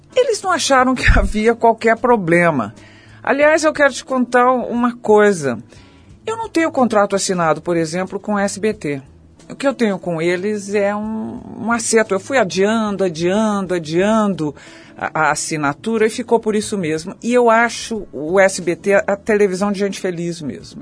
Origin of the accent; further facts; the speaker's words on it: São Paulo, Brazil; also born or lived in Rio de Janeiro; eu sou muito paulistana